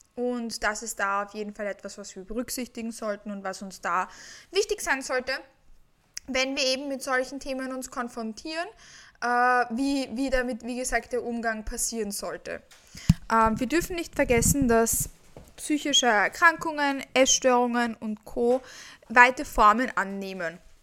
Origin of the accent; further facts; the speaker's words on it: Vienna, Austria; Ich komme aus Wien und ich lebe auch in Wien